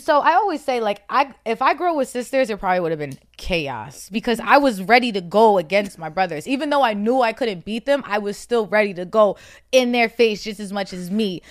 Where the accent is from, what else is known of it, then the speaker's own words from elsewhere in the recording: New Jersey, United States; also born or lived in Roxbury, Boston, Massachusetts; I'm from Jersey. I, well, I was born in Boston, so all my family, all my immediate family All my family is in Boston. I was born in Roxbury, but my, um, me and my brothers and my mom, we moved to Jersey, so I have my little family in Jersey.